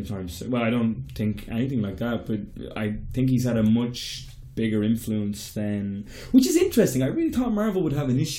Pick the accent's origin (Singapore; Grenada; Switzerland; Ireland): Ireland; I'm Irish, but it's not the right minority.